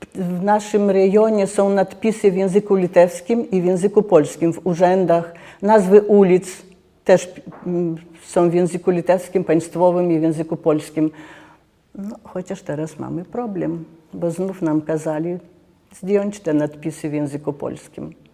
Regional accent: Lithuania; jestem z Litwy

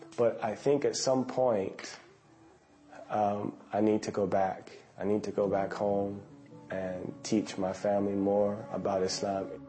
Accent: United States; now in Qatar; I'm from America

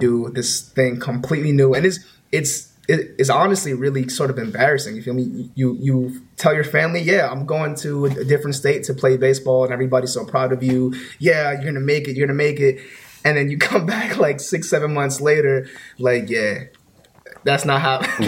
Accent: New York City, New York, United States; I'm from New York, Bronx, New York.

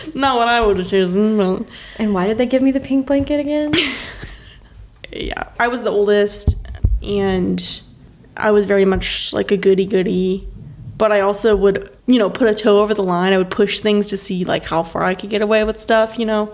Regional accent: Stanley, North Carolina, United States; moved away as an adult; also born or lived in St. Louis; I am from North Carolina, grew up in Stanley, North Carolina.

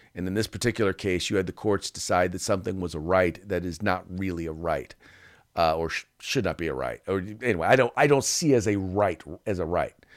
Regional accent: California, United States; whenever I visit other states and I tell them I'm from California

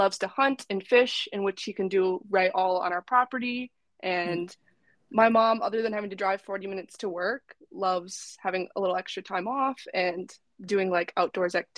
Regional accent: Northern Wisconsin, United States; also born or lived in Upper Peninsula, Michigan; now in Madison, United States; I'm from Northern Wisconsin

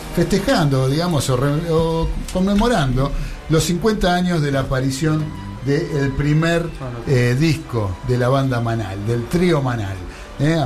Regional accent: Argentina

